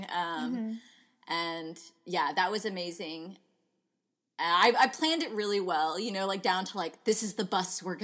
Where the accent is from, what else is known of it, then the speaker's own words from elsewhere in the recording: Houston, Texas, United States; I'm from the Houston area